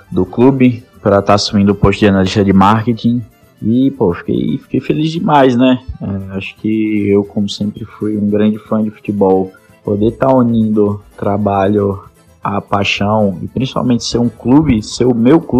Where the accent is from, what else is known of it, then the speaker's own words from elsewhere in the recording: Maceió, Alagoas, Brazil; now in Aracaju, Brazil; eu tenho 23 anos, eu é, sou nascido em Maceió, Alagoas.